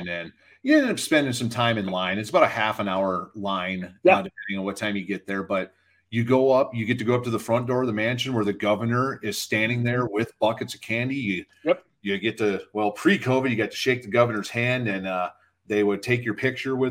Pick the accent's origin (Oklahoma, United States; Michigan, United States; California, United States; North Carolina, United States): Michigan, United States; moved away as an adult; now in Nevada, United States; I grew up in Michigan from the time I was like 4 years old until I moved to Nevada when I was 23.